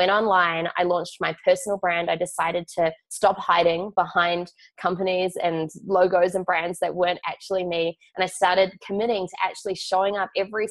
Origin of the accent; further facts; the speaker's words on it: Auckland, New Zealand; I grew up in Auckland, New Zealand